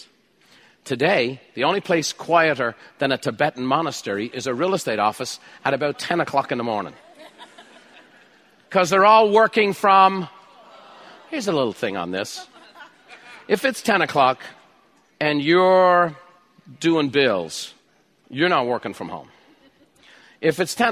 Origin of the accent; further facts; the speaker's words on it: Ireland; I'm Irish